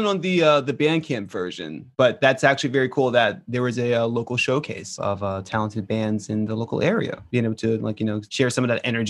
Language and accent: English; Galloway, New Jersey, United States; my hometown of Galloway, New Jersey has been smack dab in the middle of a real rock punk hotbed called Atlantic County.